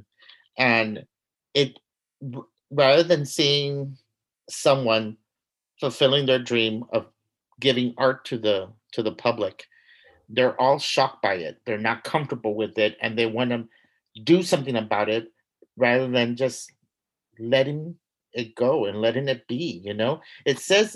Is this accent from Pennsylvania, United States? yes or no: no; San Antonio, Texas, United States; I grew up in San Antonio